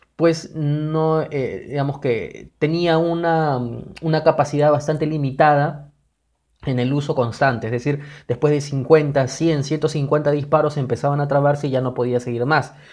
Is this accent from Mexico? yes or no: no; Peru; nosotros como peruanos